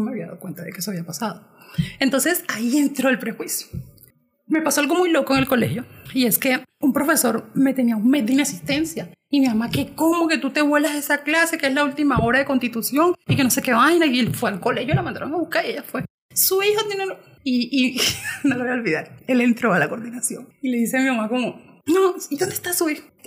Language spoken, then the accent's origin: Spanish; Colombia